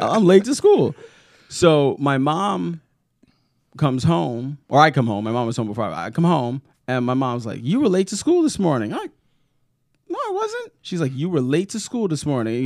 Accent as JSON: {"language": "English", "town": "New York City", "region": "New York", "country": "United States", "tie": "born or raised there", "moved": "yes", "lives_now": "Indiana, United States", "said": "growing up in Brooklyn"}